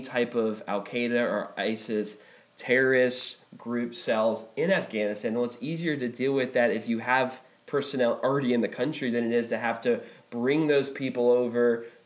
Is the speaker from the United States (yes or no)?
yes; United States